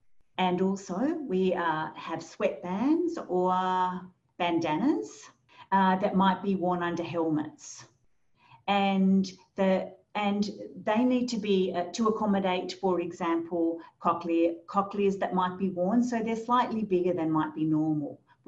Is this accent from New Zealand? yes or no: yes; New Zealand; now in Australia; I'm fluent though in New Zealand Sign Language and also Auslan. I moved to Australia from New Zealand.